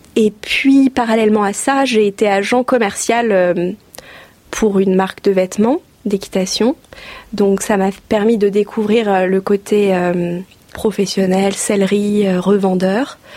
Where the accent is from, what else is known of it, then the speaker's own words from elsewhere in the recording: Oise, Hauts-de-France, France; moved away as an adult; also born or lived in Angers area, Maine-et-Loire; now in Le Lion-d'Angers, France; je suis originaire de l'Oise. J'y ai passé toute, euh, toute mon enfance, mon adolescence